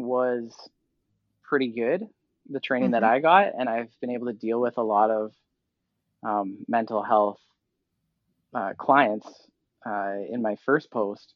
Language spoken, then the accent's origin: English; Vancouver, British Columbia, Canada; moved away as an adult; I grew up in Vancouver area